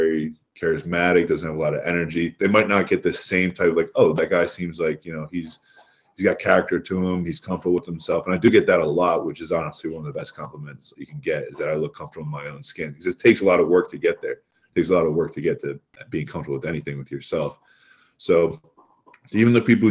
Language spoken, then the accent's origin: English; Philadelphia, Pennsylvania, United States; I'm from Philadelphia